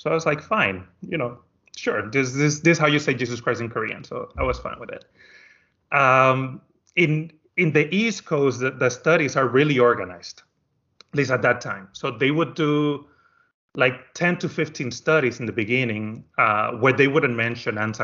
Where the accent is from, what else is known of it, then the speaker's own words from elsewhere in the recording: Dominican Republic; moved away as an adult; now in United States; I am from the Dominican Republic, and I am an only child. And when I graduated high school, I decided to come to America to go to school